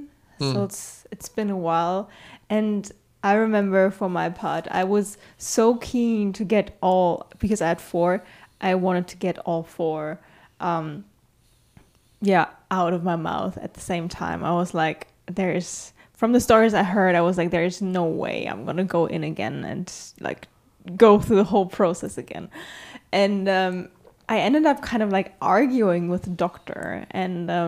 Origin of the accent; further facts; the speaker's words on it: Germany; I'm from Germany